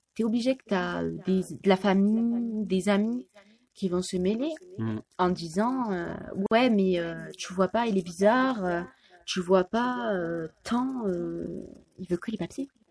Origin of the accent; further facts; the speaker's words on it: France; je suis française